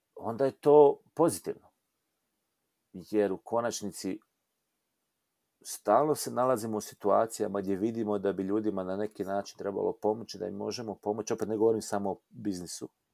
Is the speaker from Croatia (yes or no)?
yes; Croatia; kod nas u Hrvatskoj